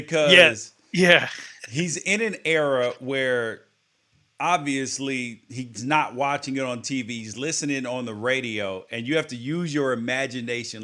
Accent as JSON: {"language": "English", "town": "Memphis", "region": "Tennessee", "country": "United States", "tie": "born or raised there", "said": "I grew up in Memphis and the South"}